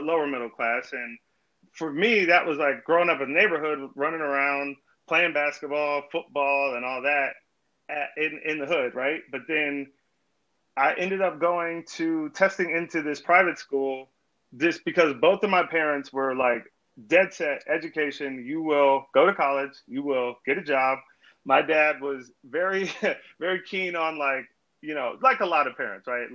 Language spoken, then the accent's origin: English; Virginia Beach, Virginia, United States; I grew up in Virginia Beach, Virginia